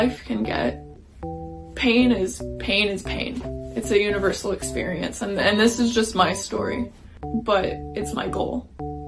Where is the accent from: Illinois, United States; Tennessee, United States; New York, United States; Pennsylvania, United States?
Pennsylvania, United States; Coplay; moved away as an adult; also born or lived in Boston; now in Los Angeles, United States; I grew up in Coplay, was a 2017 graduate of Whitehall High School.